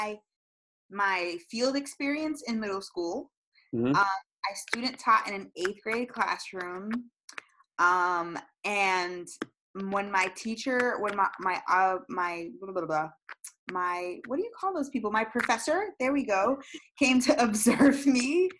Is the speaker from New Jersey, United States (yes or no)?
no; Florida, United States; also born or lived in Massachusetts; I was born in Massachusetts. I was raised in Florida. We moved here probably when I was 3 years old